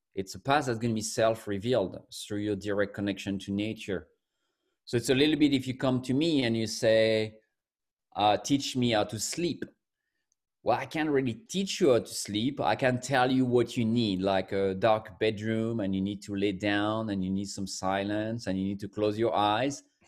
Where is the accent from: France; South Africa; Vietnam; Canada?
France; moved away as an adult; also born or lived in United Kingdom / United States; now in New York, United States; I'm from France originally, but I've been in the U S for fifteen years now.